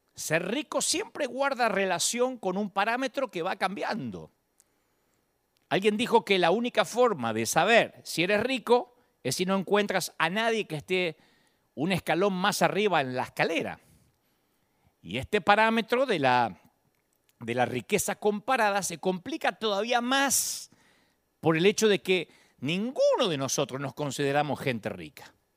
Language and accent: Spanish; Billinghurst, Buenos Aires Province, Argentina; moved away; de Billinghurst, mi barrio natal